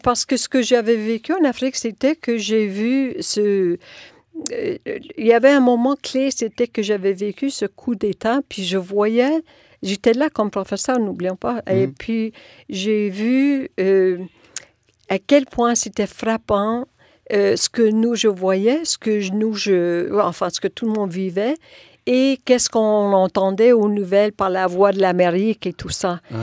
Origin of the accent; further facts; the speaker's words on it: Sarnia, Ontario, Canada; French is a second language; moved away; also born or lived in Yellowknife / Quebec City; Mon monde était très petit jusqu'à l'âge de, de 14-15 ans. Je n'avais pas quitté euh, le triangle de, de Sarnia, Petrolia, Wallaceburg, mm. London